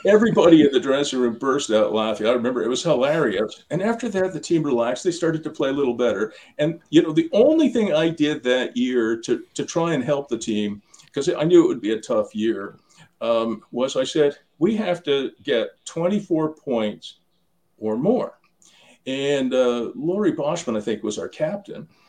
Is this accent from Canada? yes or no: yes; Ottawa, Ontario, Canada; my hometown